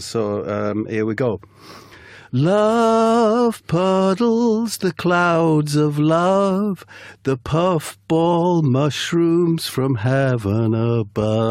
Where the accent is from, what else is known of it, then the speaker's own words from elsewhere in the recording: Middlesbrough, North East England, United Kingdom; I was born in Middlesbrough, which is known as Soul Town.